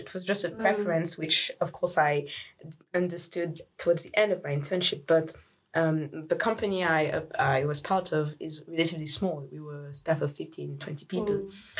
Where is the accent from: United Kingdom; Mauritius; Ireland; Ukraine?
Mauritius; in my case, I was from Mauritius. I speak other languages like French or Spanish, a bit of Swedish.